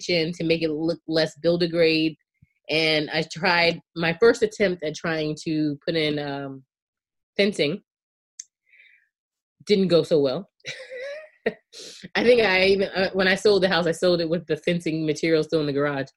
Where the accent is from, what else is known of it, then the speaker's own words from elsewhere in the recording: outside Charleston, South Carolina, United States; I grew up in outside of Charleston County, outside of Charleston in Charleston County in South Carolina